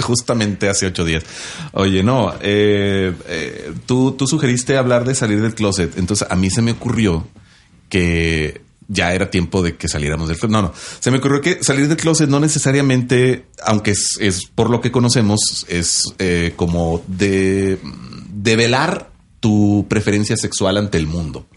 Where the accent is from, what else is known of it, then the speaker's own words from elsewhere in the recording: northern Mexico, Mexico; accent: norteño (northern); now in Ciudad Juárez, Mexico; Tengo el acento del norte